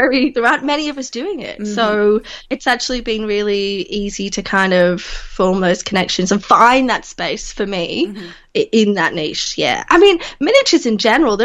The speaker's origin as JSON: {"language": "English", "town": "Leeds", "region": "Yorkshire and the Humber", "country": "United Kingdom", "also_born_or_lived": "regional Victoria, Australia", "moved": "as an adult", "lives_now": "Victoria, Australia", "said": "I'm from Yorkshire. I'm from Leeds."}